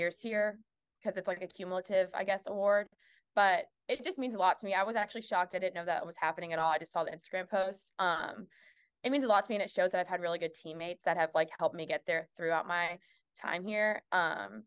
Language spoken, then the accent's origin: English; South Carolina, United States; I'm from South Carolina